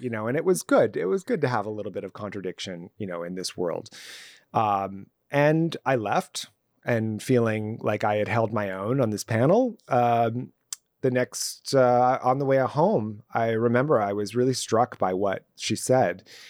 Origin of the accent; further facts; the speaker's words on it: Los Angeles, California, United States; I grew up in Southern California, specifically in Los Angeles and even more specifically in the Valley